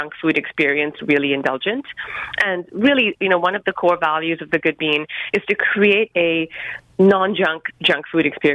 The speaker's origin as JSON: {"language": "English", "town": "Mumbai", "region": "Maharashtra", "country": "India", "tie": "born or raised there", "said": "I grew up in Bombay in India."}